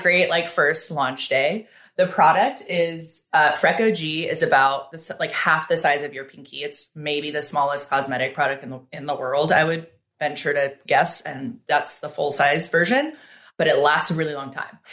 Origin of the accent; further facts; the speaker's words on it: Seattle, Washington, United States; now in Los Angeles, United States; growing up in Seattle